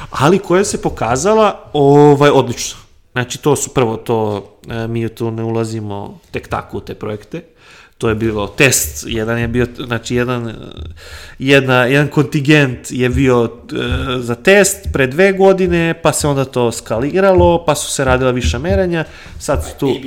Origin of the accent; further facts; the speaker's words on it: Bačka, Vojvodina, Serbia; also born or lived in Banija, Croatia; now in Syrmia, Serbia; Iako sam rođen u Bačkoj, ali eto, silom prilika živim u Sremu